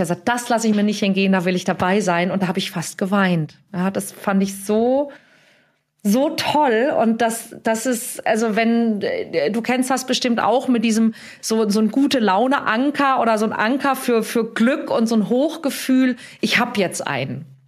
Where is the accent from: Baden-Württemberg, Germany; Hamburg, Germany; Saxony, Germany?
Hamburg, Germany; in meiner Heimatstadt Hamburg